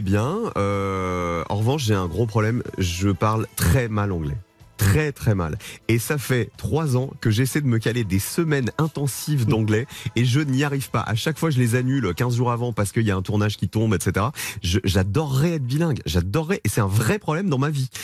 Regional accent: Provence-Alpes-Côte d'Azur, France; moved away; je viens de la Provence, je viens des montagnes, du soleil, euh, j'y retourne beaucoup, ma maman et ma grand-mère vivent toujours là-bas

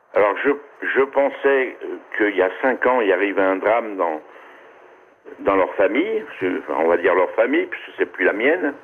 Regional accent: Corsica, France; je suis celui de la Corse

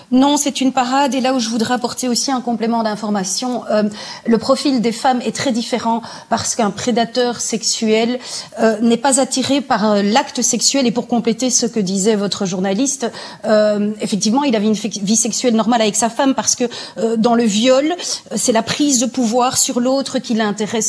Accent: Belgium; chez nous en Belgique

